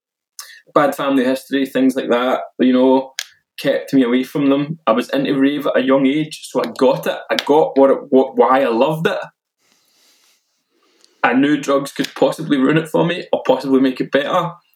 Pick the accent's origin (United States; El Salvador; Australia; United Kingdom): United Kingdom; Milton; an under-18s youth club in my hometown of Milton